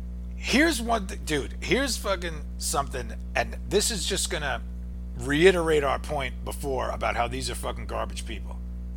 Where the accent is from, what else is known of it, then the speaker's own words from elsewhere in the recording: New York, United States; We're from New York, and you're always expecting the worst.